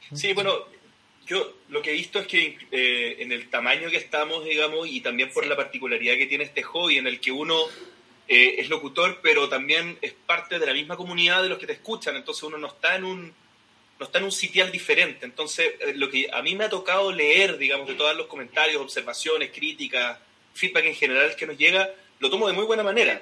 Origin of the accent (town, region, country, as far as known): Chile